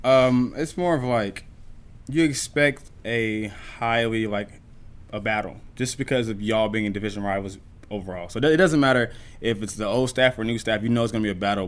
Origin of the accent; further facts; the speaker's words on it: Dallas, Texas, United States; moved away; I'm from Dallas